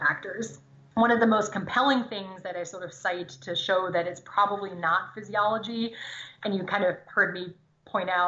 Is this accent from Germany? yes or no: yes; Germany; first language German; English is a second language; now in United States; I grew up in Germany, speaking German.